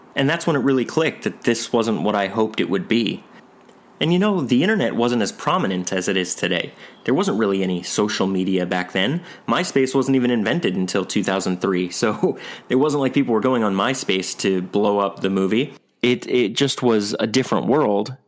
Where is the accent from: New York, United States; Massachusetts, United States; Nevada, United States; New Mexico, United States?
New York, United States; I'm from New York.